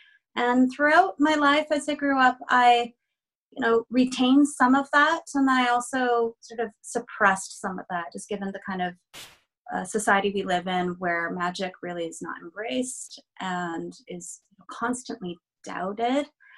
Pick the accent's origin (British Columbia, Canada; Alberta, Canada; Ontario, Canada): British Columbia, Canada; I am Chinese Taiwanese, and I am also Canadian. I reside in Vancouver